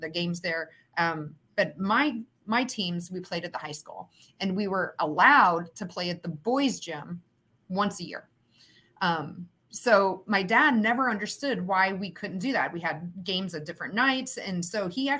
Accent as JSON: {"language": "English", "town": "Huntingburg", "region": "Indiana", "country": "United States", "tie": "born or raised there", "said": "I grew up in Southern Indiana, in Huntingburg, Indiana, which is close to Jasper, way down in the southern toe, if you will, of Indiana"}